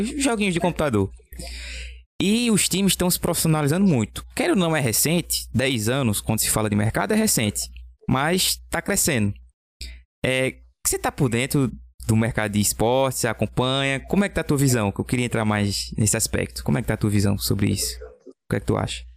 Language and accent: Portuguese; Belo Jardim, Pernambuco, Brazil; eu sou aqui de Belo Jardim